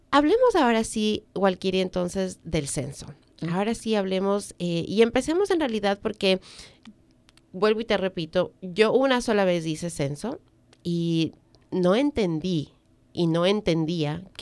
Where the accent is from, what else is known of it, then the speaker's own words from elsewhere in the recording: Ecuador; moved away; Yo vengo de Ecuador, tú vienes de República Dominicana, donde los sistemas no son como, como acá